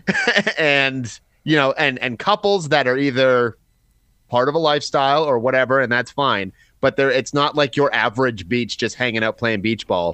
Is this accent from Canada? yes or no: yes; Chatham, Ontario, Canada; moved away; I've got a couple in Chatham still, so like my hometown